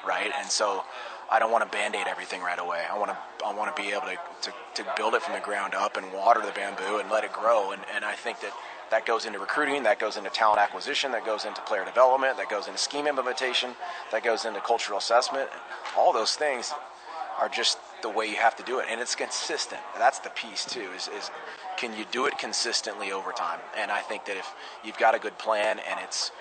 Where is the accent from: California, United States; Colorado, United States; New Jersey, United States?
California, United States; near Rocklin; I grew up near Rockland, California